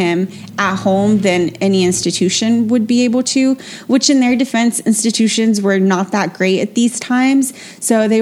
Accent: Tampa, Florida, United States; We are from Tampa, Florida

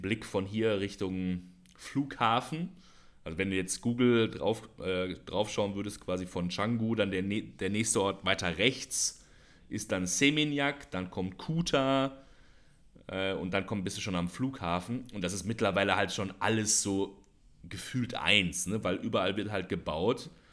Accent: Germany; now in Indonesia; als Deutscher

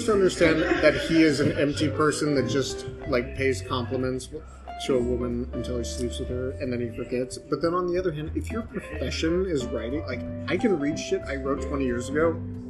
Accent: United States; As I say this as an ugly American.

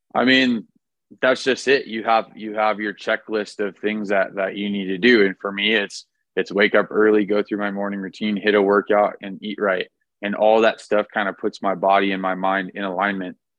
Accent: Orange County, California, United States; I was born and raised in Orange County, California

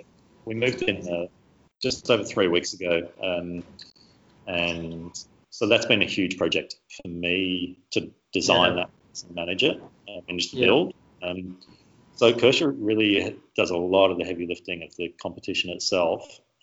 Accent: Melbourne, Victoria, Australia; Right from Melbourne, so.

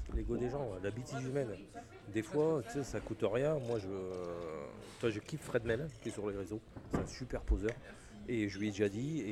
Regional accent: Picardy, Hauts-de-France, France; moved away; also born or lived in Occitania; je suis originaire de Picardie

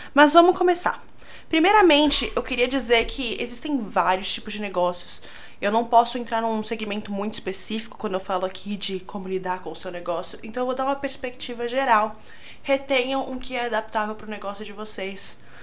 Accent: São Paulo, Brazil; eu sou de São Paulo

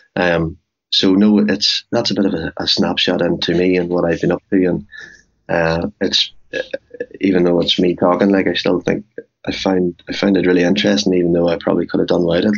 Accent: Cookstown, Northern Ireland, United Kingdom; moved away as an adult; also born or lived in New York; born and bred in Cookstown.

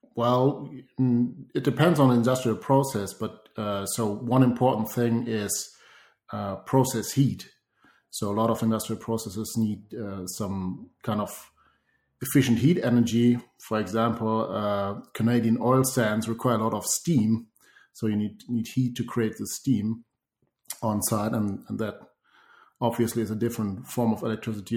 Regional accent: Oberhausen, North Rhine-Westphalia, Germany

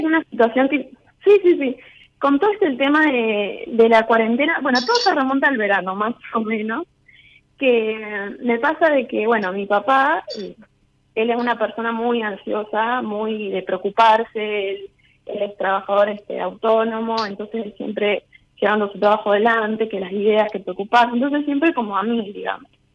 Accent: Caleta Olivia, Santa Cruz, Argentina; moved away as an adult; now in Córdoba, Argentina; yo soy de Santa Cruz, de Caleta Olivia

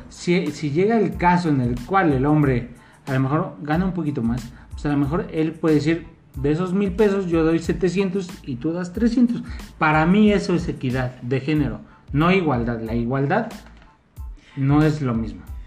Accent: Mexico; nuestra forma de ser como mexicanos

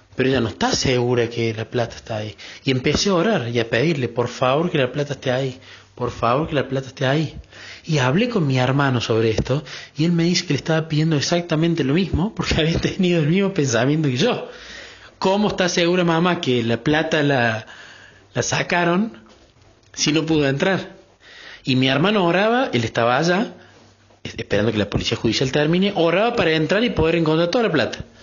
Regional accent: Córdoba, Argentina; de Córdoba, Argentina

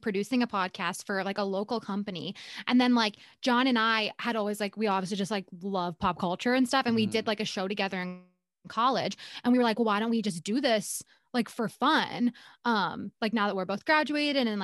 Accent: Puerto Rico; I'm also Puerto Rican

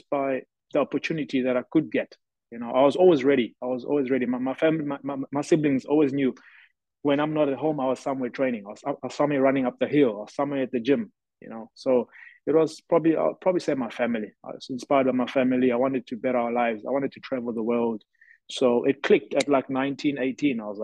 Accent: Durban, KwaZulu-Natal, South Africa; moved away as an adult; also born or lived in Mvelabusha, South Africa / Scotland; now in Germany; I'm originally from South Africa. I'm from a small village called Mvelabusha, but I grew up in Durban.

